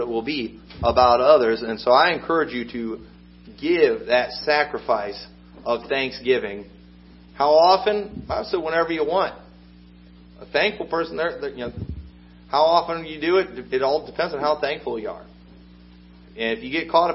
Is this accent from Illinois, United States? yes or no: yes; Illinois, United States; I'm from Illinois